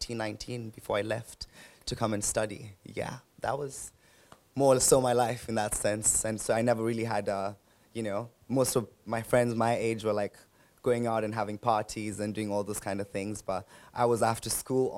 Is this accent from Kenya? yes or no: yes; Nairobi, Kenya; And I was born and raised in Nairobi, that's where I came from, and lived a majority of my life there.